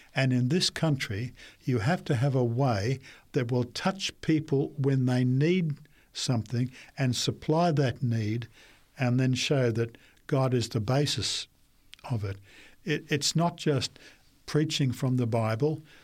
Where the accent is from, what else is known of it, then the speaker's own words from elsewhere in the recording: Brisbane, Queensland, Australia; also born or lived in New South Wales / Papua New Guinea; I was born in Brisbane and grew up there for most of my time